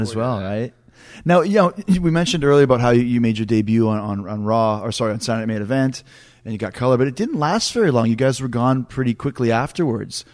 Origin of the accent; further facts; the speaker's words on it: Canada; I grew up in Canada where there wasn't a lot of, of, of WCW